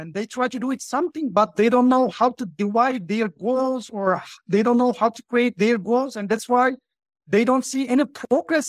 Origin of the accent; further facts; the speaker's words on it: Turkey; English is a second language; I'm from Turkey, as you mentioned, and uh, right now I live in Turkey. I live in Ankara, the capital of Turkey